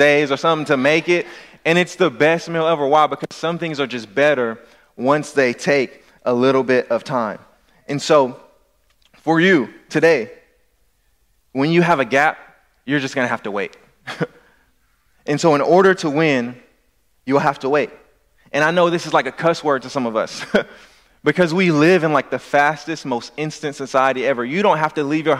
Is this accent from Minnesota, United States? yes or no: no; Louisiana, United States; I'm from Louisiana